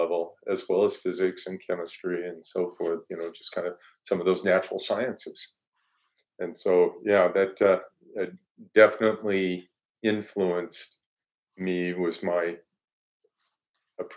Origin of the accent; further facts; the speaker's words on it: Denver, Colorado, United States; I grew up in Denver area and in Colorado